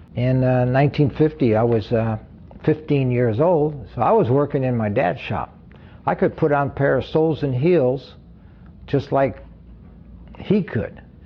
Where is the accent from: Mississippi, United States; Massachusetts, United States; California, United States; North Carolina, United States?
California, United States; Hayward; Hayward, California. And uh, this is my hometown